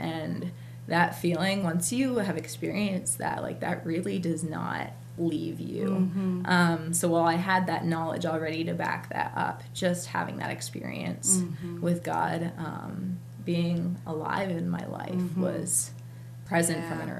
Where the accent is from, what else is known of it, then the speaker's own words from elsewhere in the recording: Moultonborough, New Hampshire, United States; I am originally from Moultonboro, New Hampshire, born and raised. So used to the cold and snow and all that. But I grew up I was the youngest of four